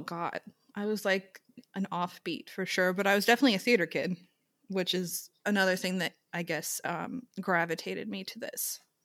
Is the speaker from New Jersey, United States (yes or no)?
no; Long Island, New York, United States; I'm from Long Island